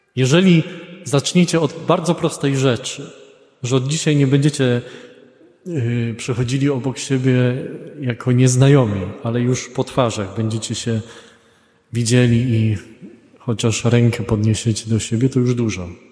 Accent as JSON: {"language": "Polish", "country": "Poland", "said": "z Polski"}